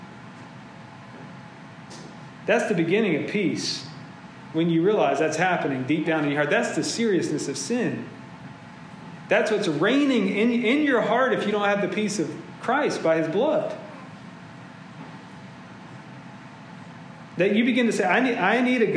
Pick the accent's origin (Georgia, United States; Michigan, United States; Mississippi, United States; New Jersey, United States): Georgia, United States; Augusta; I'm from Augusta, Georgia